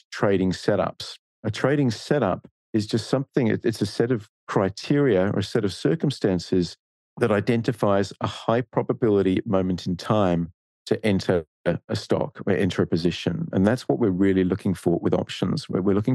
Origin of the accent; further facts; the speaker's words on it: Australia; accent: Australian; now in Singapore; you can probably tell by my accent, I'm Australian